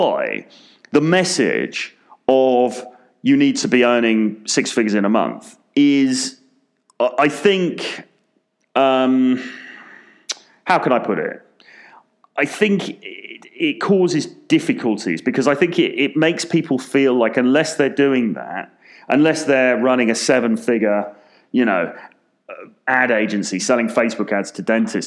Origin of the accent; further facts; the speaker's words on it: London, United Kingdom; I'm from London, very expensive city